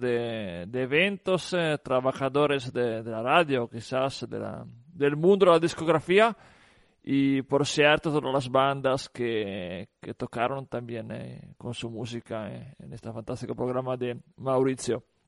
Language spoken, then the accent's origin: Spanish; Italy; en mi ciudad, en mi país, en la bota